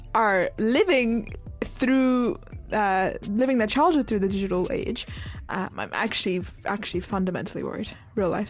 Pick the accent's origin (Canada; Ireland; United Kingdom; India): United Kingdom; also born or lived in Turkey; as a British people